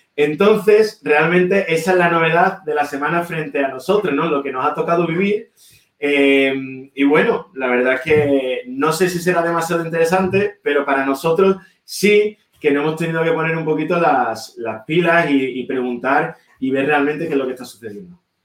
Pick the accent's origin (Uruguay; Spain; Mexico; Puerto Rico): Spain; Seville, Andalusia; moved away as an adult; also born or lived in Berlin, Germany; somos dos socios españoles, los dos de Sevilla